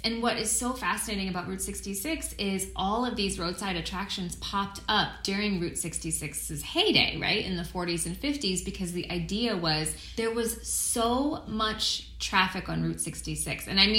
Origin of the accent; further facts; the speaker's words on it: East Coast, United States; I've always lived in big cities. I'm from the East Coast originally, and I've always grown up in a city.